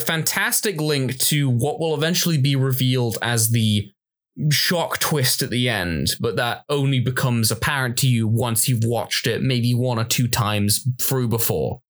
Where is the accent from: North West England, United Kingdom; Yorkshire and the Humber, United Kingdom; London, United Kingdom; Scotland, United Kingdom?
North West England, United Kingdom; Manchester; I'm from Manchester.